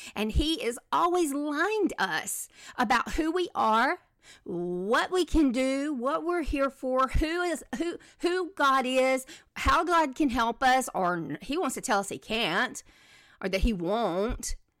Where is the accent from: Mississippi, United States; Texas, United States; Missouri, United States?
Mississippi, United States; moved away; also born or lived in Selma, Alabama / Birmingham, Alabama / Nashville, Tennessee; I grew up in Mississippi